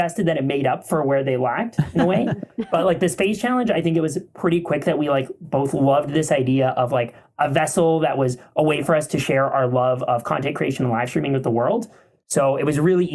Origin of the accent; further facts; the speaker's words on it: Canada; being Canadian